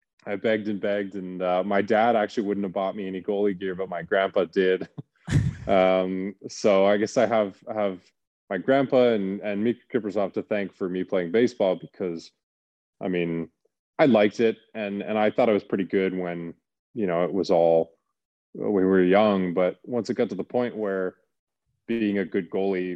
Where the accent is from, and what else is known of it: Calgary, Alberta, Canada; born or raised there; moved away